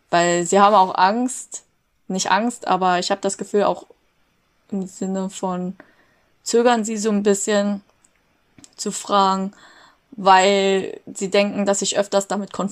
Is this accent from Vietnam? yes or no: yes; Vietnam; Und ich so, ich bin Vietnamesin, aber okay, Ni Hao zurück.